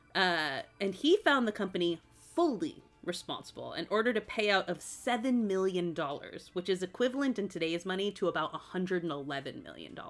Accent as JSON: {"language": "English", "region": "Massachusetts", "country": "United States", "tie": "born or raised there", "said": "I grew up in Massachusetts"}